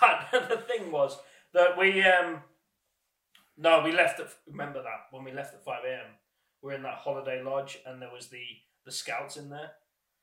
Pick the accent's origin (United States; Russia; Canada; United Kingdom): United Kingdom; England; we're from England